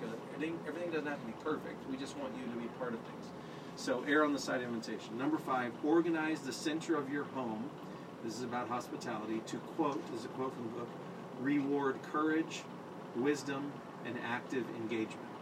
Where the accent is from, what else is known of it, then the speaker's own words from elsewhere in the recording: United States; American Christians